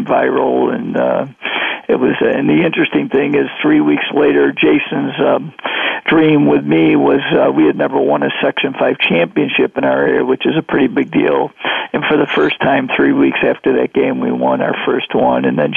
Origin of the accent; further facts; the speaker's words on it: Greece, New York, United States; I had an opportunity 28 years ago to go back to my hometown, Greece, New York